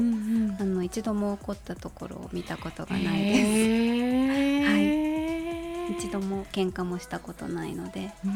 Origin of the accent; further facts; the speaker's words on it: Tokyo, Japan; 葛西で生まれたというところがあるので